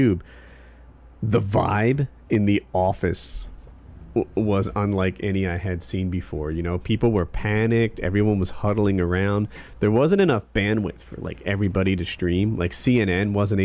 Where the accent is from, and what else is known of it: United States